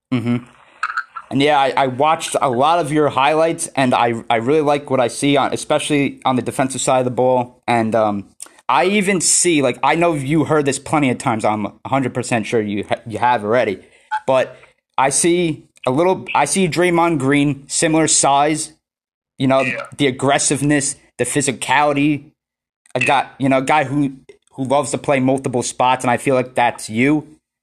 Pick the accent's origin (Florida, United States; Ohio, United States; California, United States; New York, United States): New York, United States; I'm from New York, so I'm on the East Coast